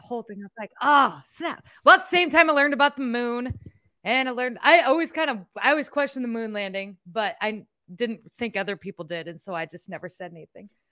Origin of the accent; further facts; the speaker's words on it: Iowa, United States; I'm from Iowa